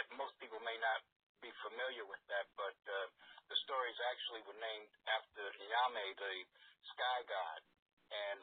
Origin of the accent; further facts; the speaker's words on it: New York, United States; moved away as an adult; also born or lived in St. Thomas, Virgin Islands / San Francisco; I grew up on 118th Street and Lenox Avenue